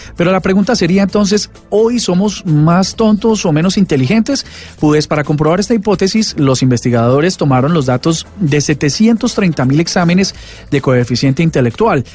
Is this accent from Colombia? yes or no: yes; Colombia; lo que somos los colombianos